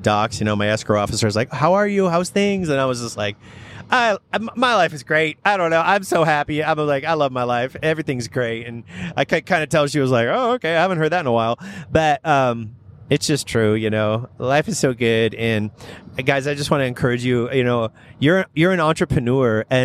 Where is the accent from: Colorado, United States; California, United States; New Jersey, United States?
California, United States; Redlands; I grew up in Redlands